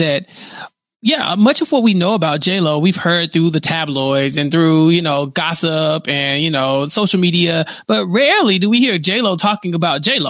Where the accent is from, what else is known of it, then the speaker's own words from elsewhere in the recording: Texas, United States; I'm from Texas.